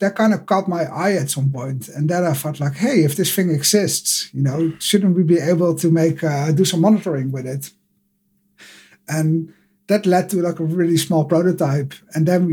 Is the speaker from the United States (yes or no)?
no; Netherlands; I'm from the Netherlands and live in Amsterdam at the moment